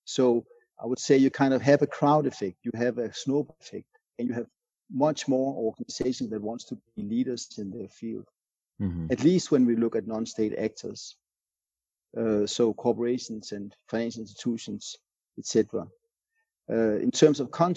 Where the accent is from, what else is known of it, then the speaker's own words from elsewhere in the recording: Denmark; my home country, Denmark